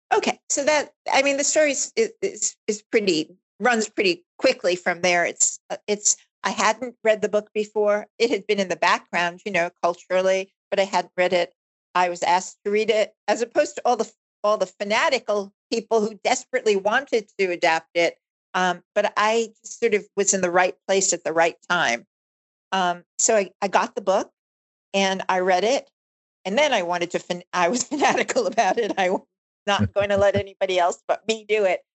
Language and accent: English; Long Island, New York, United States; also born or lived in Bronx, New York; I was born in the Bronx, and uh, my family of five had migrated over several years to Long Island and then ultimately found ourselves at the end of Long Island